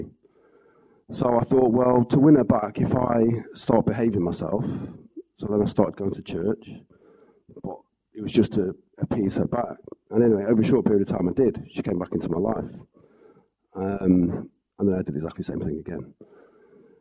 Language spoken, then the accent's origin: English; Wales, United Kingdom; So, I come from Wales. I come from a family of four.